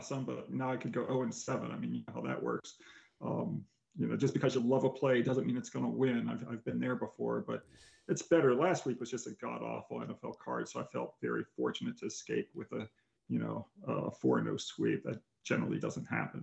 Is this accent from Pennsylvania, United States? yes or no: yes; Upper St. Clair, Pennsylvania, United States; my high school in Upper St. Clair, Pennsylvania